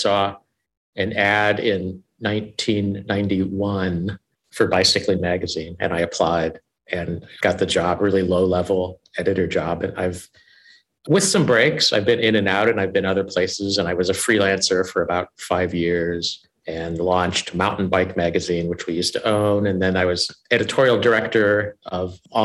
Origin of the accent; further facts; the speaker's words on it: Indiana, United States; I grew up in the Midwest in a family that I describe as white trash